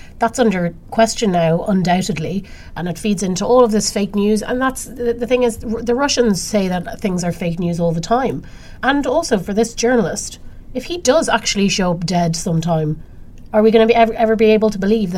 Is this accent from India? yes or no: no; Ireland; moved away; because they affect my rights as an Irish citizen.